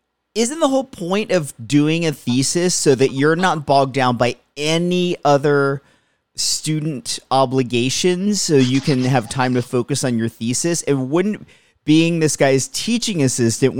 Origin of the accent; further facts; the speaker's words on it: Lehigh Valley, Pennsylvania, United States; the area where I grew up in Pennsylvania